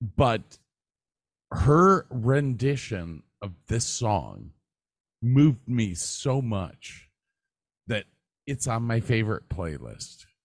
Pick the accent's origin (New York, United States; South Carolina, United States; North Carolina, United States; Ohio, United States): Ohio, United States; I was from Ohio